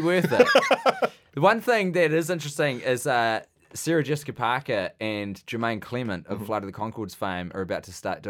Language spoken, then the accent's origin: English; Wellington, New Zealand; Oh, originally because I grew up in Wellington. Mm-hmm. I did all my high schooling there. My brother lived in Wellington.